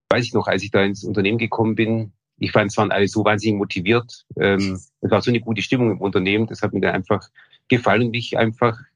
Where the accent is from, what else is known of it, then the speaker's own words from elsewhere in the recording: Wasserburg am Bodensee, Bavaria, Germany; also born or lived in Ulm / Munich; Also, ich bin in Wasserburg am Bodensee geboren, ähm, bin dann in der Region auch aufgewachsen